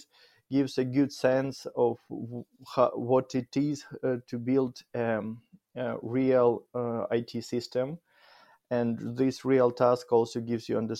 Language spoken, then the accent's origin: English; Kyiv, Ukraine; English is a second language; I grew up in Kyiv, in the capital of Ukraine, in the heart of the Kyiv